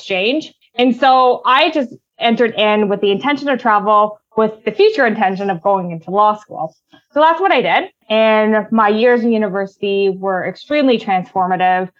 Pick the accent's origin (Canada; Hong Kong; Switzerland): Canada; Ottawa, Ontario; I was born and raised in Ottawa